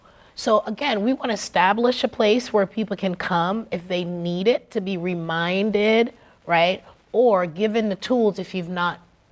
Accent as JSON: {"language": "English", "country": "Jamaica", "said": "So we are stewards of nature by birth. I'm Jamaican."}